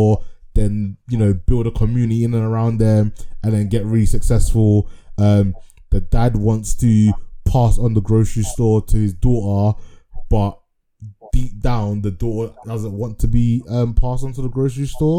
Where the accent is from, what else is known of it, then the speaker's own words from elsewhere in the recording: Ghana; I'm Ghanaian